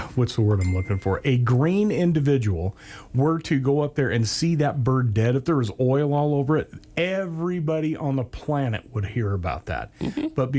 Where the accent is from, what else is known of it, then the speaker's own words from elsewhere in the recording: the Northwest, Pacific Northwest, United States; growing up in the Northwest